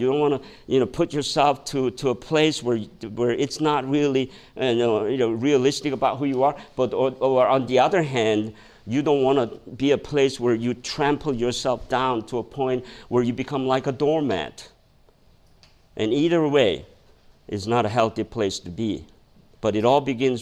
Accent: South Korea; now in United States; when I was growing up in Korea, it's kind of funny. You know, now I learn about Korean culture. I grew up in Korean culture. I came here, learn about American culture.

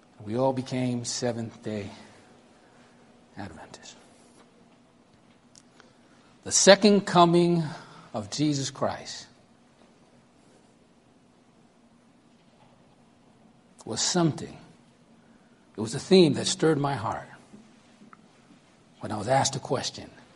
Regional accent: New York City, New York, United States; accent: Brooklyn; I'm 11 years old, and I think you can tell by the accent, I'm from Brooklyn, New York

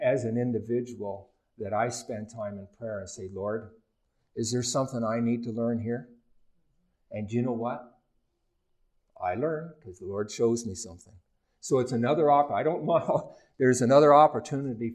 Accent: Ontario, Canada; moved away; my hometown last year in Ontario

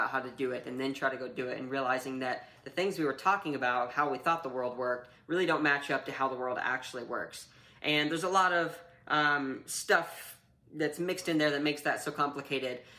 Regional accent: North Carolina, United States; also born or lived in Kentucky; I grew up mostly in North Carolina, a little bit of time in Kentucky

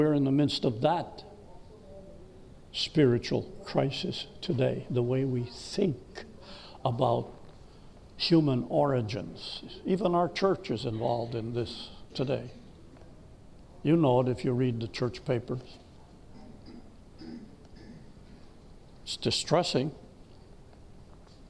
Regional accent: United States; I'm an American. I love my country.

